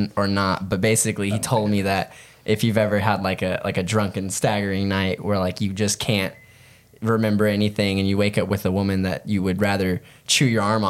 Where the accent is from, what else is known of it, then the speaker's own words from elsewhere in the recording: Tulsa, Oklahoma, United States; I was born in Tulsa. Yeah. Tulsa? I've lived in a few other states, but like predominantly Tulsa.